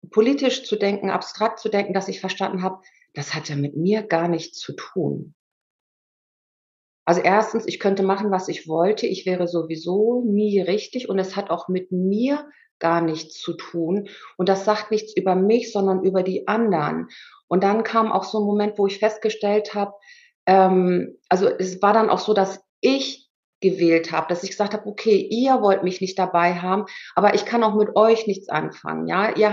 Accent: Germany; born there; ich war ja auch gar keine Ausländerin, ich bin ja in Deutschland geboren

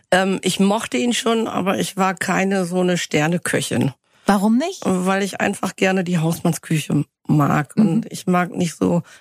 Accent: Northern Germany, Germany; ich komme aus Norddeutschland, mhm. bei Bremen

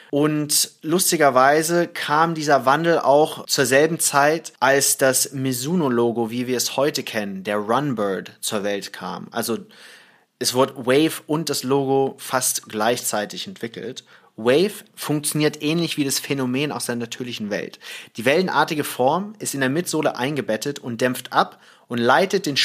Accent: Thailand; Naja, ich bin ja in, äh, im Ausland aufgewachsen, in Thailand

